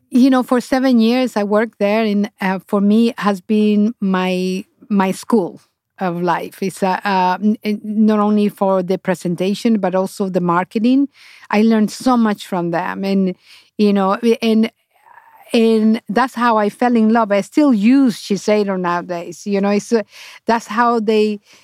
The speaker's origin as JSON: {"language": "English", "country": "Honduras", "second_language": "English", "moved": "as an adult", "lives_now": "New York, United States", "said": "i went back to honduras"}